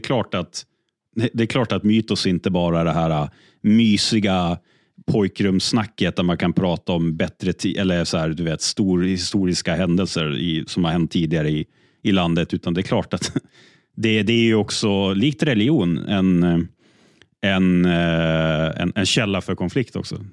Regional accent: Umeå, Västerbotten County, Sweden; jag är född och uppvuxen i Umeå största delen av mitt liv.

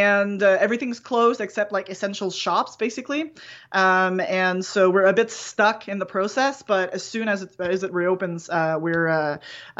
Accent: Canada; accent: French Canadian; I'm French Canadian. I have a weird accent.

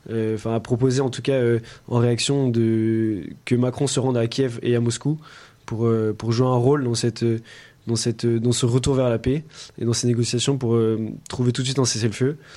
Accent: France; en tant que membre de l'OTAN, en tant que Français

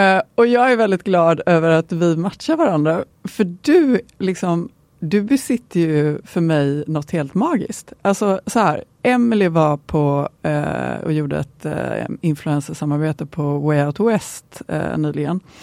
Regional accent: Gothenburg, Västra Götaland, Sweden; är jag ju en god tjej, så jag kommer från Göteborg.

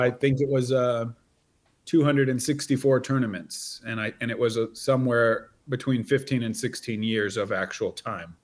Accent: near Salem, Oregon, United States; also born or lived in East Coast, United States; I'm from near Salem. Yeah, yeah. my hometown is uh, about 45 minutes drive from where I live now

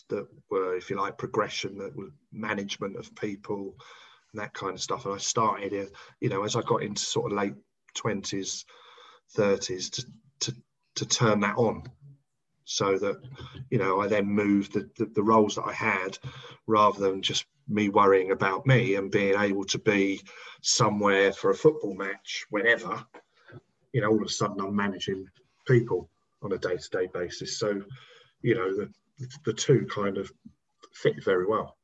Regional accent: Hertfordshire, East of England, United Kingdom; that's the only time I'd ever played for my hometown club

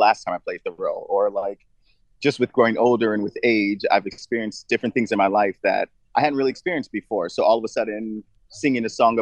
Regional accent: United States; as an American

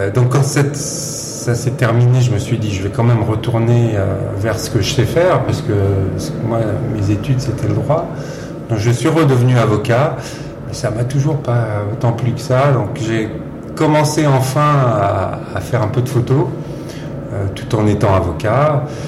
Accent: Versailles, Île-de-France, France; j'ai grandi à Versailles, dans les Yvelines

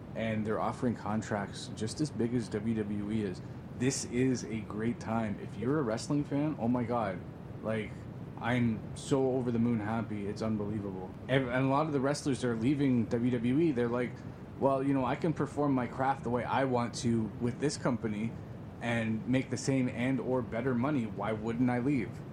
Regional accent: Greater Toronto Area, Ontario, Canada

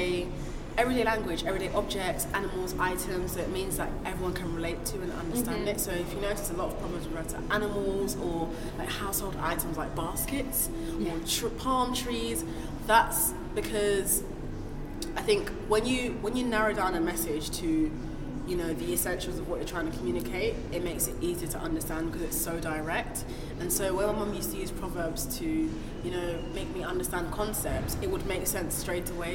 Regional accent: Nigeria; first language Igbo; English is a second language; I'm Nigerian, which is West Africa, and my Nigerian mother raised me in the Igbo language.

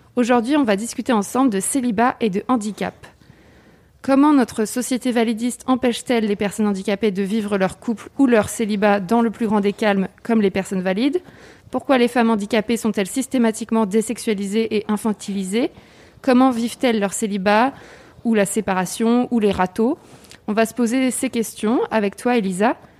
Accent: France; also born or lived in Cherbourg, France

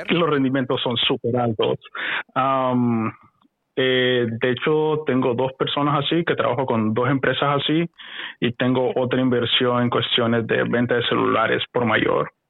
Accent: Honduras; yo soy de Honduras, la operación todo es Honduras. Ah, ah soy hondureño.

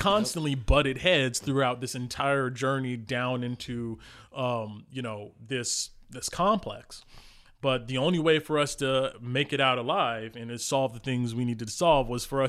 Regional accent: New Jersey, United States; I got into it because growing up, I grew up in New Jersey, inner city, you know, a latchkey kid.

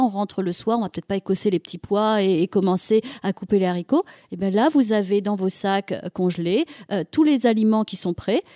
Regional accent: Auvergne-Rhône-Alpes, France; moved away; je suis auvergnate, euh, je suis ici des monts d'Auvergne

